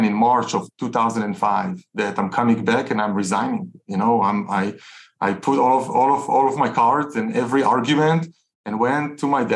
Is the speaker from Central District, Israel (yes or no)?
no; Tel Aviv, Tel Aviv District, Israel; So I'm Israeli, you know, I grew up in Tel Aviv, grew up in a very entrepreneurial home.